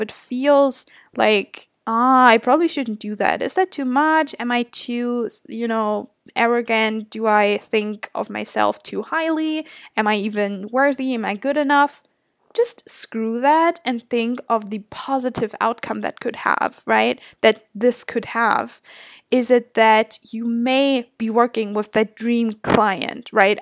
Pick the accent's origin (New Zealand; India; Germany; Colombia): Germany; moved away as an adult; now in Toronto, Canada; I'm obviously from Germany.